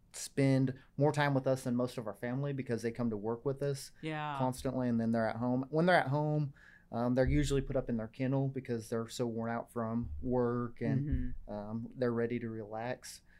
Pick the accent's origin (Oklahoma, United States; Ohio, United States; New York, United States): Oklahoma, United States; Vinita; Yeah, I'm from Northeast Oklahoma, from Vinita.